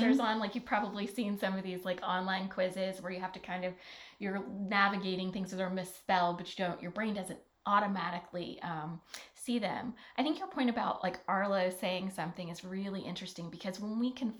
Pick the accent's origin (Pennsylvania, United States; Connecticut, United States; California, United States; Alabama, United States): Alabama, United States; moved away as an adult; I grew up in Alabama.